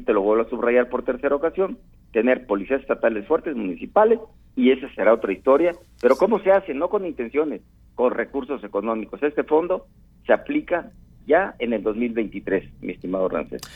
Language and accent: Spanish; Guerrero, Mexico; Yo soy de Guerrero